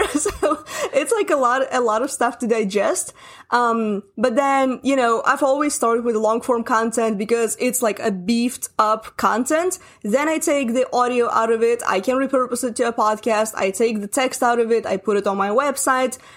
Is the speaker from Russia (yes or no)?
yes; Russia; English is a second language; I'm Russian. English is not my first language